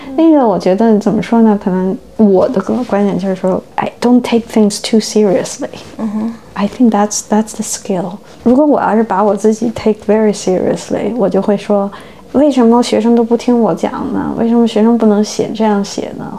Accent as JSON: {"language": "Chinese", "region": "Beijing", "country": "China", "tie": "born or raised there", "first_language": "Chinese", "moved": "as an adult", "lives_now": "United States", "said": "我是中国人，对吧？我因为生在中国，长在中国，但我现在是美国人，因为我拿美国护照。我是移民"}